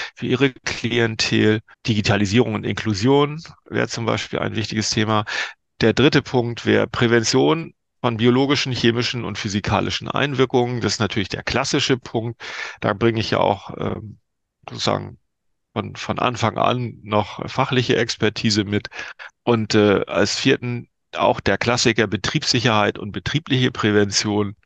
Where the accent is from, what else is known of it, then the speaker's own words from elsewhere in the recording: Lübeck, Schleswig-Holstein, Germany; moved away; in meine alte Heimat äh, an die Ostsee